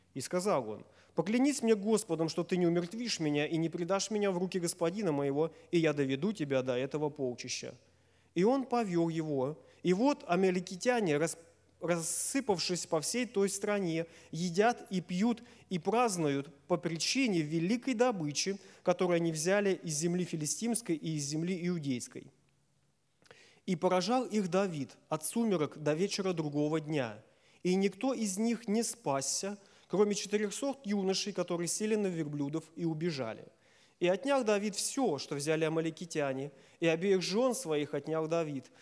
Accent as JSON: {"language": "Russian", "town": "Safonovo", "region": "Smolensk Oblast", "country": "Russia", "said": "я из Сафонова"}